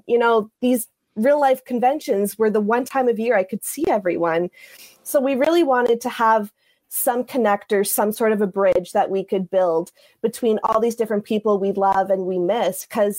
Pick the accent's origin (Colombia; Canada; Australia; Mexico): Canada; moved away as an adult; now in Los Angeles, United States; I am a Canadian transplant living in Los Angeles right now.